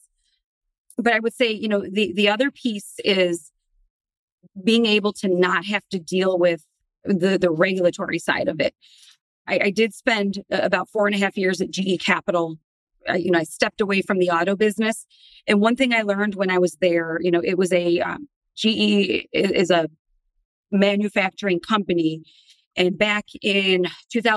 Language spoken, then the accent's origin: English; Detroit, Michigan, United States; Born and raised in Detroit